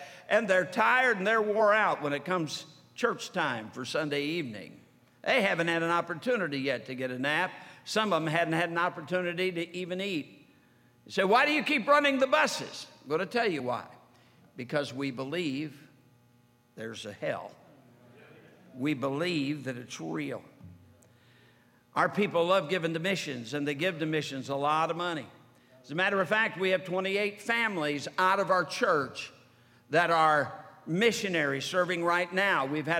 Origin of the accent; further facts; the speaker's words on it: Sturgis, Michigan, United States; I was brought up in Sturgis, Michigan. In Sturgis, Michigan, all the years that I was growing up, we had the Jehovah's Witness come by our house.